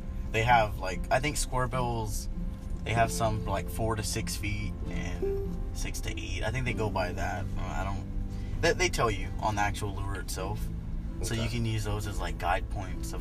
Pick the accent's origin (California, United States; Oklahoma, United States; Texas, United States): Texas, United States; Lake Houston; I grew up near Lake Houston